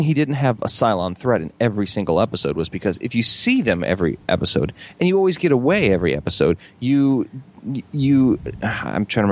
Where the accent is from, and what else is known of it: Midwest, United States; born or raised there; moved away as an adult; now in Orlando, United States